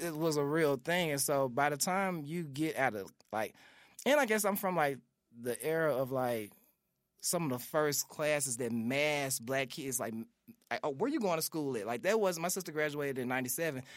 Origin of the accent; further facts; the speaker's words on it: Memphis, Tennessee, United States; growing up in South Memphis